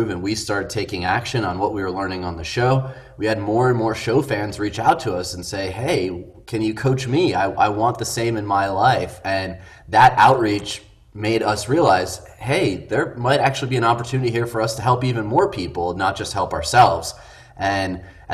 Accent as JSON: {"language": "English", "region": "Midwest", "country": "United States", "said": "we're two guys from the Midwest"}